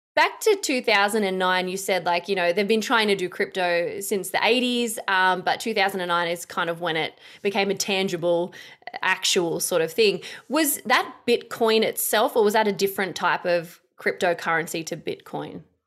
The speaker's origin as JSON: {"language": "English", "country": "Australia", "said": "I'm an Aussie chick, uh, like, you know, we're, we're pretty simple folk da-, down under."}